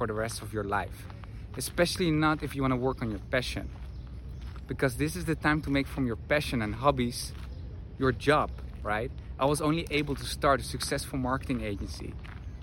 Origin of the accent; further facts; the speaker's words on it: Netherlands; moved away as an adult; also born or lived in Madrid; I'm from the Netherlands, currently live in Madrid 5 months a year and travel the world